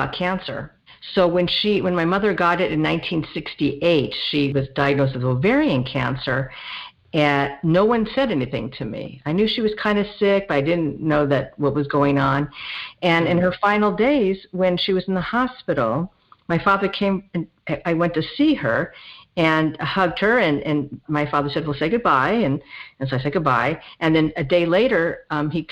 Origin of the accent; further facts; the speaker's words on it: Los Angeles, California, United States; I grew up in the San Fernando Valley in the 1970s. So I'm a Valley girl. And I haven't really gone far. I still live in the general area.